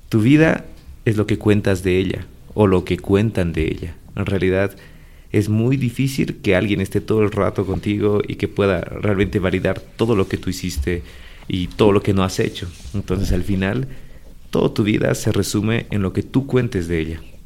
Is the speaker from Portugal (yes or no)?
no; La Paz, Bolivia; also born or lived in Santa Cruz; Yo nací en La Paz, un 1 de octubre de 1989.